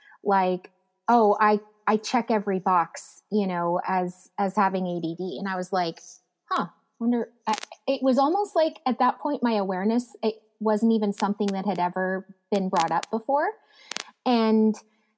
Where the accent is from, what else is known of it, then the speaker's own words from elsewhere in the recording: Abbotsford, British Columbia, Canada; I was born and raised in Abbotsford, BC, up in Canada